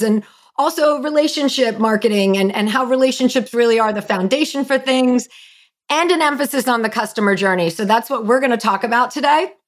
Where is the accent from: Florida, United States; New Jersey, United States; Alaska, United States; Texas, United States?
New Jersey, United States; I'm from Jersey.